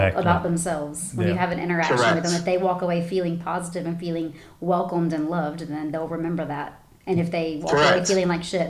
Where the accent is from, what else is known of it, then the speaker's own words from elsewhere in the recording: the South, United States; I'm sure it is cultural because we're from the South and the States, and everybody's super friendly.